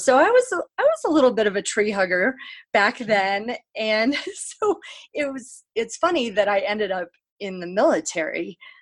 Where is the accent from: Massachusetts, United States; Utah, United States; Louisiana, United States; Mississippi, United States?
Utah, United States; Salt Lake City; I grew up uh, in Salt Lake City, Utah, as an only child and a non Mormon.